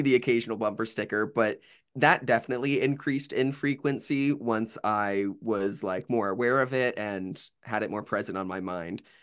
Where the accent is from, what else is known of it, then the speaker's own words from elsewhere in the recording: Bowling Green, Ohio, United States; now in Athens, United States; born and raised in Bowling Green, Ohio, which is like Northwest Ohio area